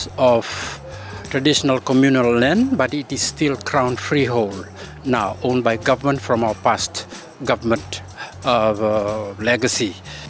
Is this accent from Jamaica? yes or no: no; Fiji; I am from the Fiji Islands. I represent the Vatukaloko are tribal people